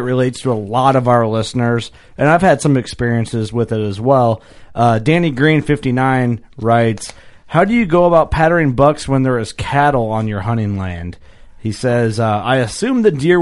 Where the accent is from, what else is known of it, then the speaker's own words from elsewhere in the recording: Fulton County, Illinois, United States; One of the guys I grew up hunting with in Fulton County, Illinois